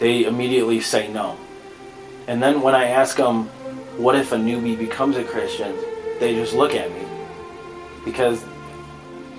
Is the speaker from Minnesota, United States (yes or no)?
no; Chicago, Illinois, United States; I was born and raised in Chicago in a non-religious home.